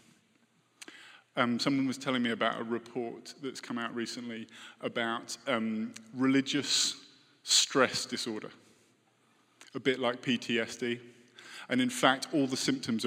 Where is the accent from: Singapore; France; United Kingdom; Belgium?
United Kingdom; moved away